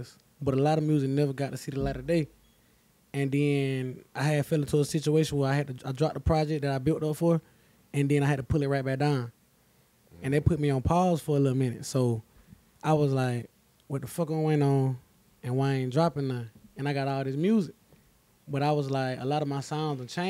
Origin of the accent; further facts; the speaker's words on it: Milledgeville, Georgia, United States; moved away; I'm from Milledgeville, Georgia. East side of Milledgeville, Georgia